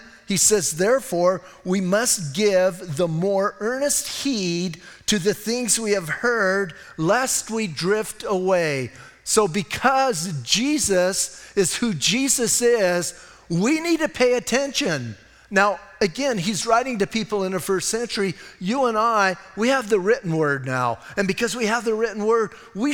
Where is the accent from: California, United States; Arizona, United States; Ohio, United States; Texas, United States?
Arizona, United States; Bisbee; I was born and raised in Cochise County in Bisbee.